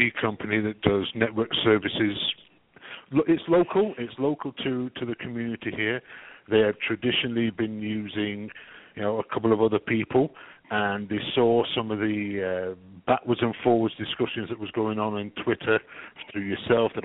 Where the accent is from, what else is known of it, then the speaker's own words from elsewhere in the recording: England, United Kingdom; now in Canada; I'm English. I'm English with a Canadian twist.